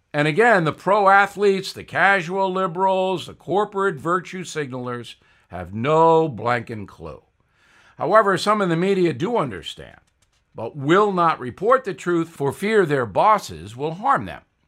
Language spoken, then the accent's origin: English; Levittown, New York, United States; Since I grew up with him in Levittown, New York